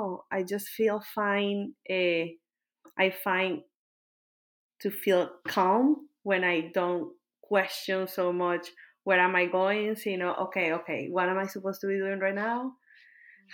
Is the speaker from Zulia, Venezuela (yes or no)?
no; Caracas, Capital District, Venezuela; moved away as an adult; also born or lived in Kentucky, United States; now in Austin, United States; moving out of my country to the United States, and then I moved from a very big city. I moved from Caracas, that is like 5 million people, to a 10,000 people town.